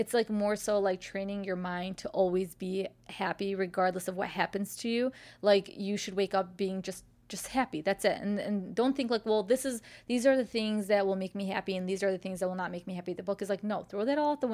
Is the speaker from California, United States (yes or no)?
no; Chicago, Illinois, United States; accent: Chicago; the Chicago accent